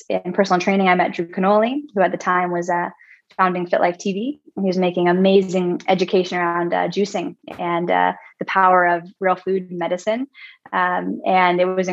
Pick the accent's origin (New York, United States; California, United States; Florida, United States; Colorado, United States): California, United States; Northern; I grew up in Northern California, 40 acres of organic gardens.